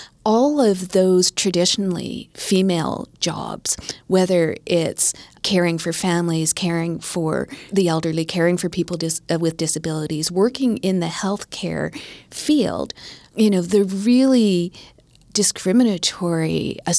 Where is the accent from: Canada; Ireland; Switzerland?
Canada; Winnipeg, Manitoba; And I was growing up in the Filipino community in Winnipeg.